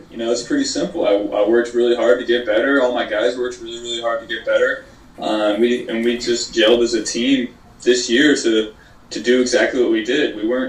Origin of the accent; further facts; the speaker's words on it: Athens County, Ohio, United States; 740, this is, you know, Athens County area. I wanted to get something to, you know, represent my home area, my hometown